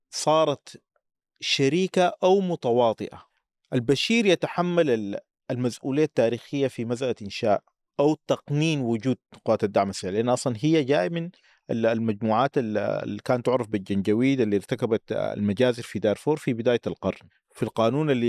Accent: Sudan; لكن التوصيف الادق عندنا في السودان انه نحن امه من شعوب والسودان ليس ليس مجرد قطر وانما اقليم بحجمه حتى بعد انفصال الجنوب

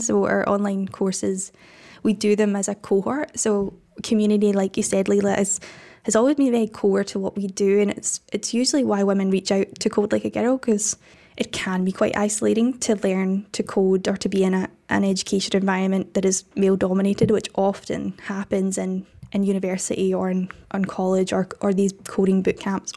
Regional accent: Scotland, United Kingdom; accent: Scottish; got rejected from every art school in the country, which was Scotland, if you can't tell from my accent

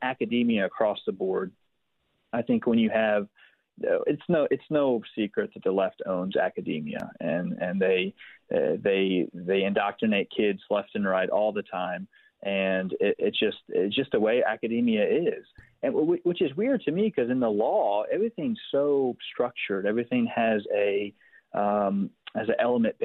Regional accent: Philadelphia, Pennsylvania, United States; born or raised there

